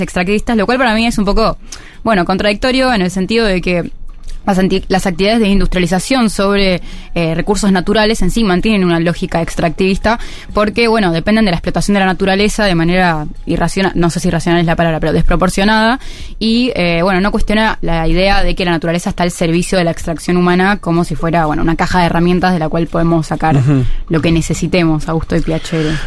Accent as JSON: {"language": "Spanish", "country": "Argentina"}